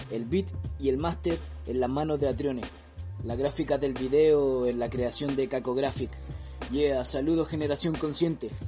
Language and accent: Spanish; La Florida, Santiago Metropolitan Region, Chile; moved away as an adult; now in Puerto Natales, Chile; Crecí en la Florida y me nutrí de su hip hop Actualmente vivo en Natales.